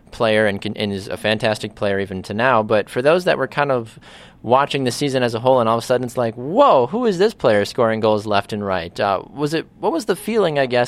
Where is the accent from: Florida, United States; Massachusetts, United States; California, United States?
Florida, United States; moved away; I'm originally from Florida